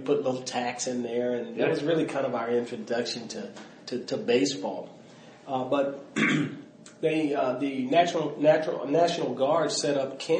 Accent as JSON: {"language": "English", "town": "Mobile", "region": "Alabama", "country": "United States", "tie": "born there", "said": "So, you know, it was interesting because I was born in Mobile, Alabama."}